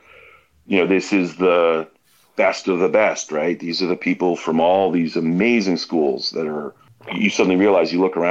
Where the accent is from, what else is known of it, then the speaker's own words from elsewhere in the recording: Boston, Massachusetts, United States; I grew up in Boston